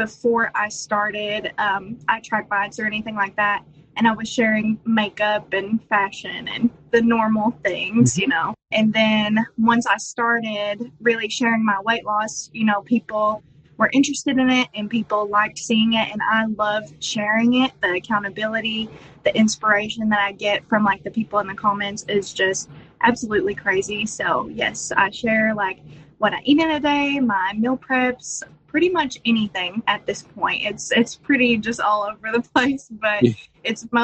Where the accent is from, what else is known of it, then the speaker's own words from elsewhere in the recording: Eastern Kentucky, United States; I'm from Eastern Kentucky